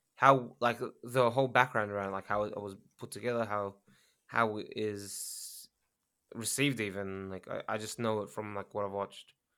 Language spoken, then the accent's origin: English; Australia; now in Japan; I'm Australian